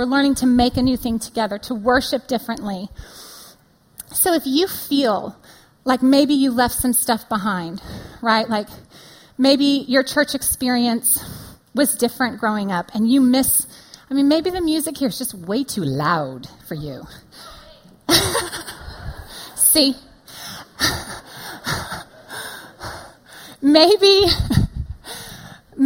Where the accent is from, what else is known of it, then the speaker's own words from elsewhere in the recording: California, United States; moved away as an adult; now in Austin, United States; California born and bred